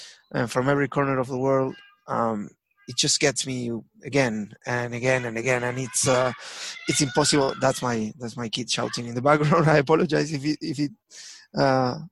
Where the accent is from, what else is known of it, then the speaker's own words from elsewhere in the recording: Avellaneda, Buenos Aires Province, Argentina; moved away; also born or lived in Lanús; I was born in Avellaneda.